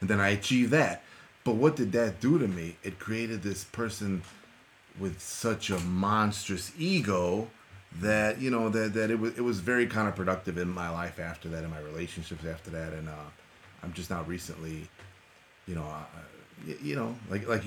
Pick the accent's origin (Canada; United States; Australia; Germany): United States; Chicago, Illinois; first language Spanish; English is a second language; I was raised on the north side of Chicago